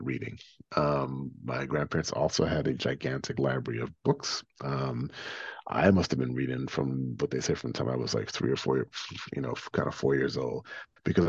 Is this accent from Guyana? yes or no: yes; Guyana; moved away; also born or lived in New York City; growing up in Guyana in the late 70s and early 80s